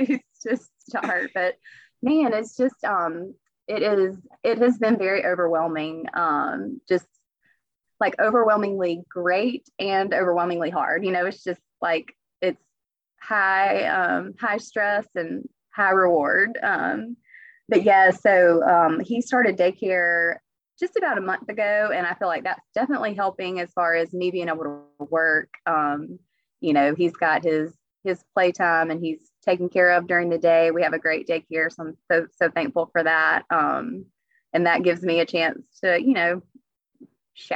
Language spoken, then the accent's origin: English; Alabama, United States; my hometown and all about Alabama